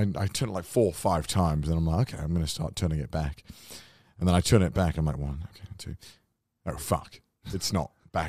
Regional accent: United Kingdom; I'm British.

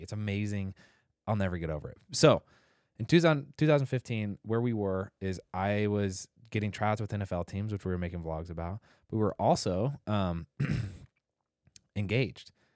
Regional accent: Indianapolis, Indiana, United States; I grew up in Indianapolis

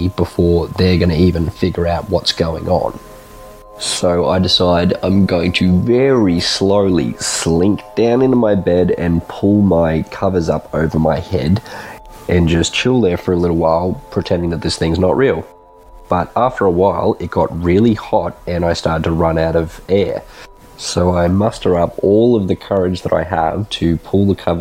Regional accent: Brisbane, Queensland, Australia; I'm from Brisbane, Australia.

